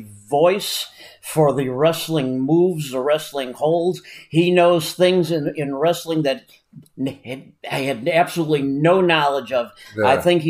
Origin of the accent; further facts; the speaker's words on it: Chicago, Illinois, United States; I grew up in Chicago.